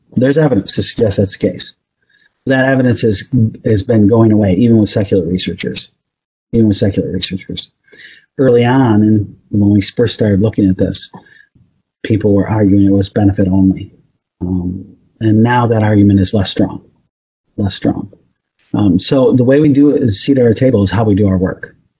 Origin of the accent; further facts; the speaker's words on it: Northeast, United States; I grew up in the Northeast